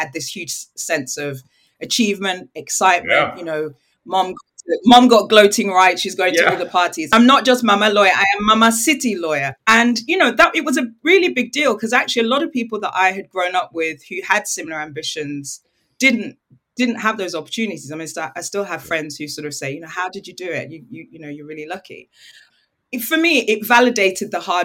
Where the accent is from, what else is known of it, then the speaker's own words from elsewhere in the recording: United Kingdom; also born or lived in Nigeria; I'm British and I'm Nigerian.